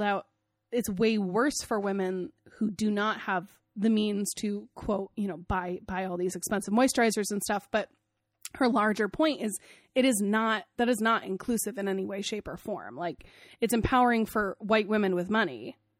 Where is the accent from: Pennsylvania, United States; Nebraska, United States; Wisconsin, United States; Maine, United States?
Maine, United States; I live in Maine, this is very personal for me, I'm from Maine, this is very personal to my heart.